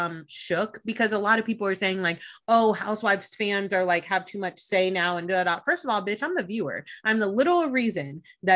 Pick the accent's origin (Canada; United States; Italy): Italy; born there; also born or lived in Germany; I was born in Italy. I lived in Germany. Like, I'm worldwide.